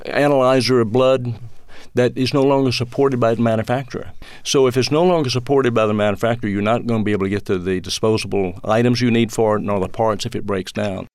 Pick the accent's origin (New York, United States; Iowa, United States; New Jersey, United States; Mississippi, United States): Mississippi, United States; moved away as an adult; now in Atlanta, United States; growing up in Mississippi during the fifties and sixties